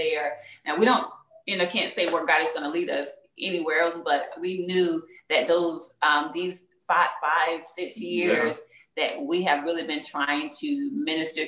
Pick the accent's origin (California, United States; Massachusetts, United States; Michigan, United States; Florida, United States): Florida, United States; North; now in South Florida, United States; I grew up in North Florida, the Bible Belt.